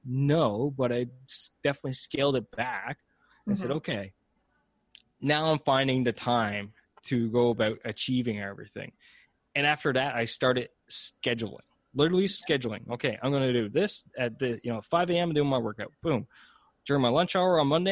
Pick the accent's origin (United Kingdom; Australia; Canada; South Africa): Canada; I'm Canadian.